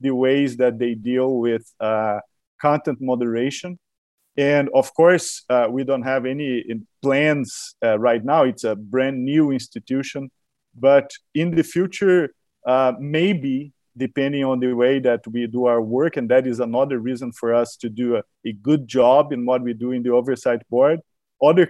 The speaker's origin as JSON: {"language": "English", "country": "Brazil", "said": "I'm a scholar from Brazil"}